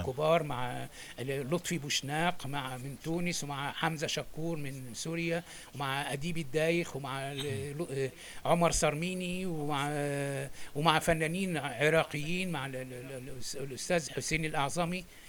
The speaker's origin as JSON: {"language": "Arabic", "country": "Egypt", "also_born_or_lived": "Alexandria, Egypt", "moved": "as an adult", "lives_now": "France", "said": "أهاجر من مصر وإن أنا أسافر أوروبا"}